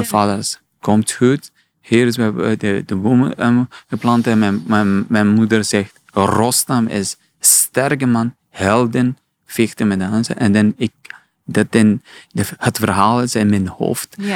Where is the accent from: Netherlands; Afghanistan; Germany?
Afghanistan; Dutch is a second language; now in Belgium; ik kom uit Afghanistan.